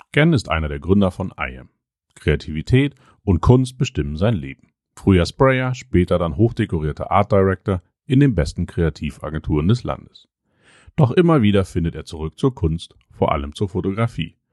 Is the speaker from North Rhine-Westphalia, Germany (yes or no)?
yes; Cologne, North Rhine-Westphalia, Germany; now in Berlin, Germany; als Kölner und Düsseldorfer